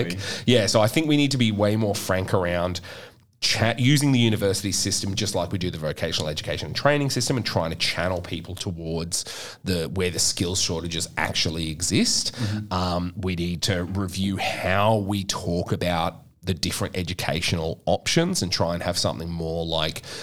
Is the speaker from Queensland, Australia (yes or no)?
yes; Queensland, Australia; I'm from Queensland